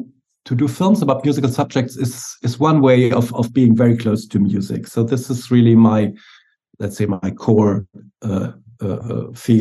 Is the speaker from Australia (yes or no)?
no; Munich, Bavaria, Germany; moved away as an adult; now in Berlin, Germany; my hometown Munich. Now I'm living in Berlin